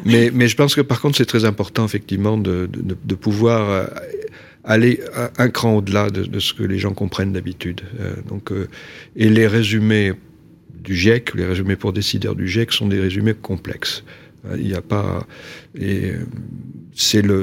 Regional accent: Nouvelle-Aquitaine, France; je travaille en région Aquitaine, qui est ma région d'origine

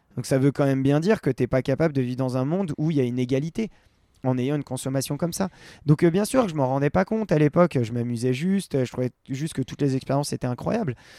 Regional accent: Val d'Arly, Auvergne-Rhône-Alpes, France; Je viens du Val d'Arly

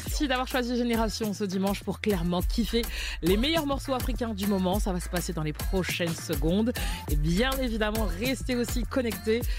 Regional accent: Côte d’Ivoire; je suis ivoirienne

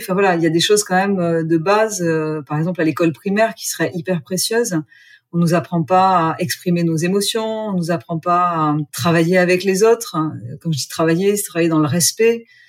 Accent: Gers, Occitania, France; moved away; also born or lived in Australia; Je suis née dans le Gers, j'ai fait une école de commerce, j'ai longtemps vécu en Australie

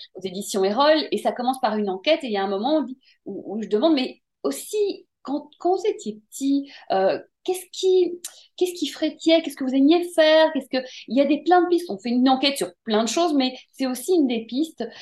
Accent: Brussels, Brussels-Capital Region, Belgium; j'ai grandi à Bruxelles

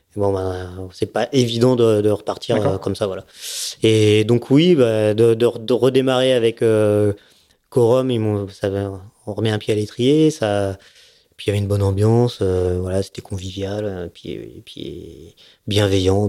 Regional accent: Nice, Provence-Alpes-Côte d'Azur, France; also born or lived in Seine-et-Marne / Savoie; mon père a eu envie de faire, d'avoir un bateau et on s'est retrouvé à Nice.

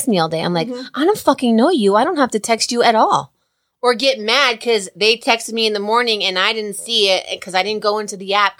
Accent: New Jersey, United States; I'm from Jersey

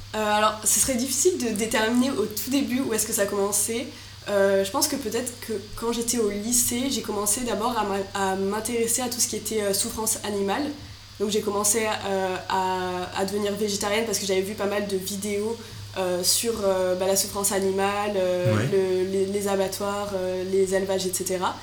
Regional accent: Marseille, Provence-Alpes-Côte d'Azur, France; moved away as an adult; also born or lived in Lyon; now in Paris, France; je suis née à Lyon à la base. bon, je suis restée un ou deux ans maximum. Ensuite, je suis venue à Marseille.

